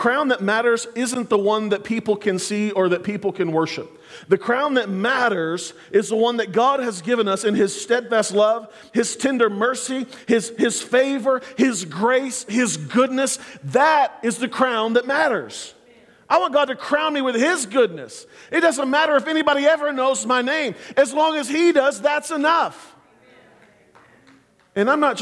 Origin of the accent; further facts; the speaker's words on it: Clinton, Oklahoma, United States; now in Oklahoma City, United States; When I was growing up in Clinton